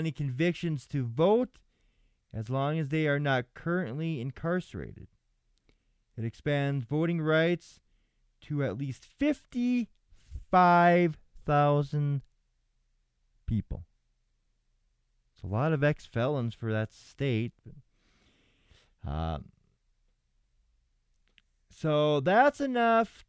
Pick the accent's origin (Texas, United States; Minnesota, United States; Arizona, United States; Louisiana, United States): Minnesota, United States; Minnesota, you know, my home state